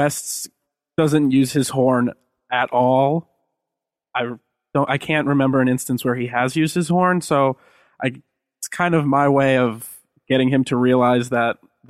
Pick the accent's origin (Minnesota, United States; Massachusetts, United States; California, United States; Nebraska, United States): Massachusetts, United States; Marblehead; I'm from Marblehead as well.